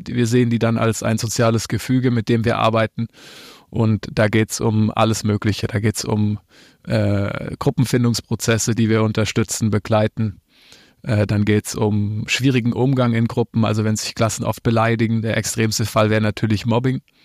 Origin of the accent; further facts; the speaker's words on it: near Reutlingen, Baden-Württemberg, Germany; moved away as an adult; now in Cologne, Germany; Ich bin, äh, aus Baden-Württemberg, geboren in, äh, einem kleinen Ort neben Reutlingen, so heißt die Stadt, und wohne jetzt in Köln